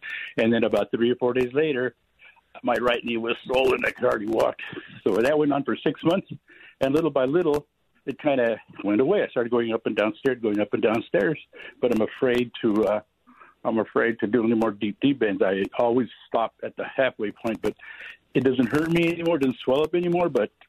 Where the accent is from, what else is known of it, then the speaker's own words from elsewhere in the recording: Stanton, California, United States; now in Long Beach, United States; My dad was from Michoacan. My mom was from Michoacan. And I grew up in Stanton, and I live in Long Beach now with my daughter, of all things. I moved in with her.